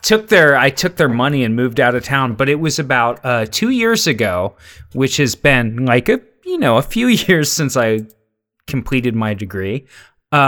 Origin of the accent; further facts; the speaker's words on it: Cincinnati, Ohio, United States; moved away as an adult; I grew up in Cincinnati.